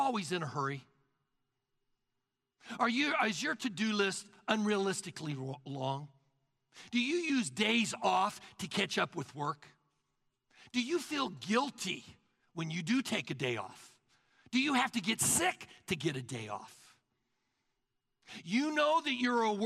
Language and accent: English; the South, United States; now in Collin County, Texas, United States; we're from the South